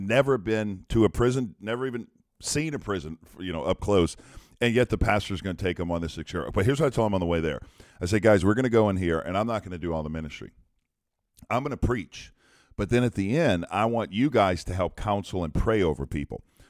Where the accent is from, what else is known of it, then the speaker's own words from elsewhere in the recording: Louisiana, United States; I'm from Louisiana.